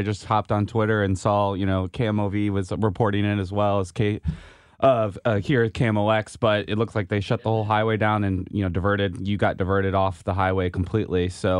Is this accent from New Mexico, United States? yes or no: no; St. Charles County, Missouri, United States; I grew up in St. Charles County